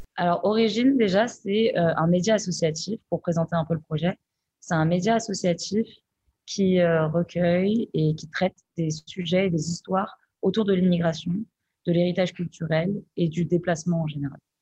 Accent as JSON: {"language": "French", "country": "France", "tie": "born or raised there", "said": "Nous, on est nés ici. Donc, du coup, on a aussi cette galère de se dire, mais en fait, euh, je suis française"}